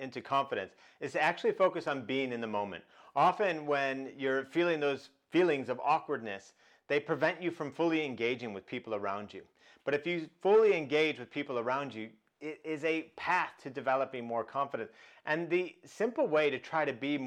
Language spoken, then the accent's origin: English; Chicago, Illinois, United States; I grew up in Chicago